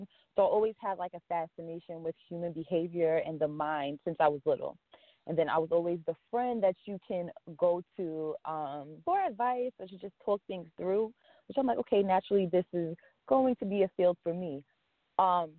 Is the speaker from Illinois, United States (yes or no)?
no; Long Island, New York, United States; I was born and raised in Long Island.